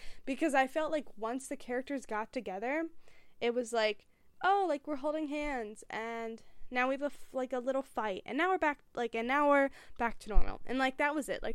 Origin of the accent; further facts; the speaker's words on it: United States; I am American.